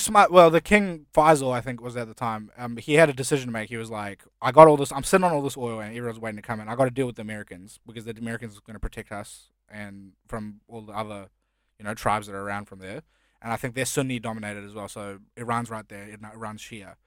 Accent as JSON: {"language": "English", "country": "New Zealand", "tie": "born or raised there", "also_born_or_lived": "India", "second_language": "English", "moved": "yes", "lives_now": "Australia", "said": "when I first moved to New Zealand, I couldn't speak English."}